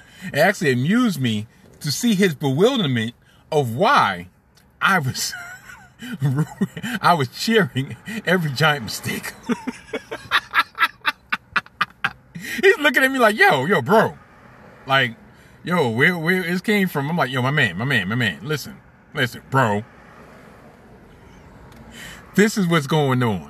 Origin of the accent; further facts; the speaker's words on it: New York City, New York, United States; I was born and bred, born and raised in Brooklyn